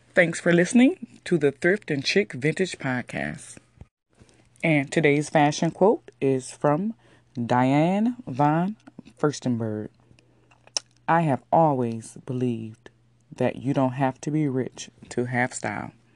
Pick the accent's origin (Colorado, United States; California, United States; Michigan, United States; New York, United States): Michigan, United States; Detroit; I'm from Detroit